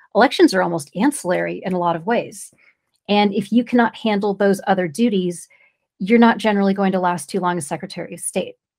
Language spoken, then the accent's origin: English; California, United States; I'm from California.